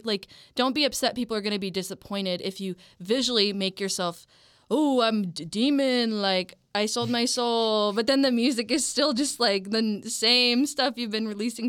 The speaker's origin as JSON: {"language": "English", "town": "Manchester", "region": "North West England", "country": "United Kingdom", "said": "I'm a Manchester girl, don't hate me."}